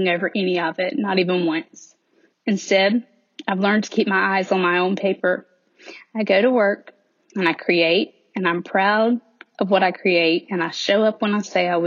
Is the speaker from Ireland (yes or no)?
no; the South, United States; accent: Southern; in case my accent doesn't make it obvious, I do live in the South, and I have lived in the South all of my life